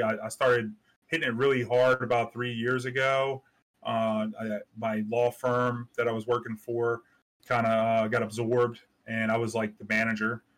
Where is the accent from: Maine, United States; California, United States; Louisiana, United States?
Louisiana, United States; New Orleans; I'm from New Orleans